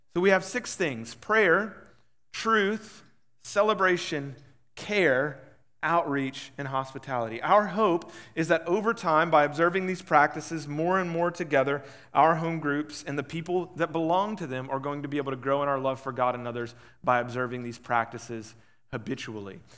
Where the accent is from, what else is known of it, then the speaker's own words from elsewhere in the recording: Huffman, Texas, United States; I was raised in Huffman